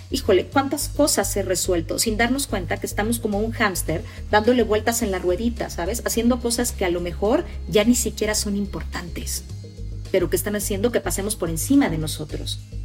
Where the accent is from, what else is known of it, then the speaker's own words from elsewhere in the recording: Mexico; Nosotros los mexicanos a veces nos importa más ganar que tener con qué ganar